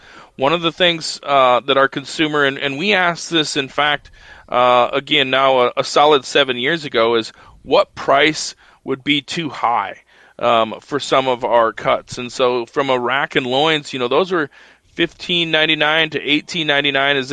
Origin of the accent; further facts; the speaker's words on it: United States; American sheep producers